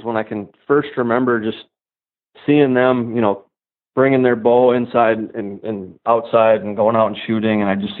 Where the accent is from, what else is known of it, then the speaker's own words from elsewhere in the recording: South St. Paul, Minnesota, United States; I grew up in South St. Paul, which is a suburb of St. Paul.